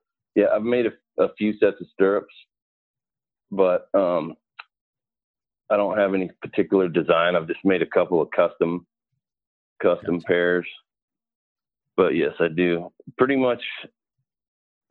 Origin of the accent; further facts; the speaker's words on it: Montana, United States; moved away as an adult; also born or lived in Arizona; now in Phoenix area, United States; I'm from Montana. And I came to Arizona in December of 1999